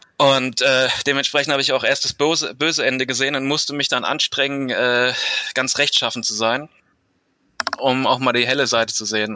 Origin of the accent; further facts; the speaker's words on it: Mainz, Rhineland-Palatinate, Germany; Ich bin 28 und komme aus Mainz